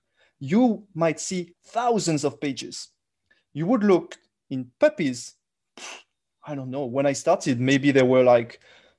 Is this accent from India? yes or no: no; France; accent: thick French; English is a second language; moved away; I'm sure you can hear my thick French accent. So because I'm French, obviously, Dr. Greer told me a long time ago that I will never lose this accent, so I'm keeping it.